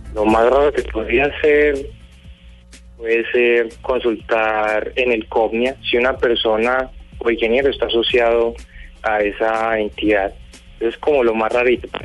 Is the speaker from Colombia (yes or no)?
yes; Colombia; yo como ciudadano colombiano